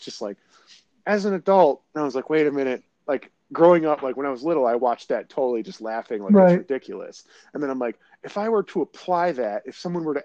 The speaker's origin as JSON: {"language": "English", "area": "the North", "region": "Northern United States", "country": "United States", "said": "as a Northerner"}